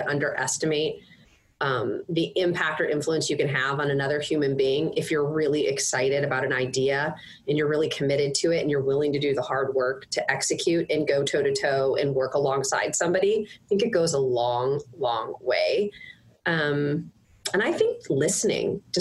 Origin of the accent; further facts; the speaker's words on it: St. Louis, Missouri, United States; also born or lived in Fort Wayne, Indiana; But I went to high school here, so I think that probably makes me from here.